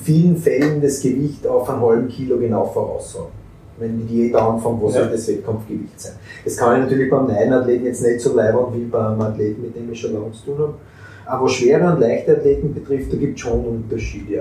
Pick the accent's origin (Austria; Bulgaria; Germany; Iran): Austria; bei uns in Österreich